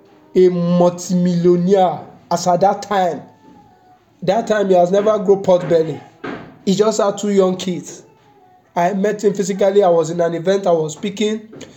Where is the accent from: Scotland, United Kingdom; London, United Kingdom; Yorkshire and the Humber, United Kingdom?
London, United Kingdom; I'm from London. I came from UK.